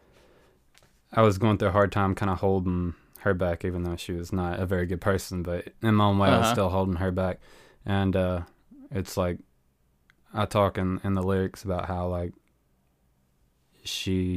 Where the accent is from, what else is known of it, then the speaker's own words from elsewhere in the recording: the South, United States; I am from the South, but I'm not really what you call a Southerner.